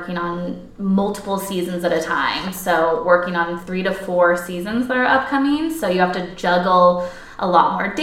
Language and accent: English; Portland, Oregon, United States; I'm from Portland, Oregon, grew up with it in my backyard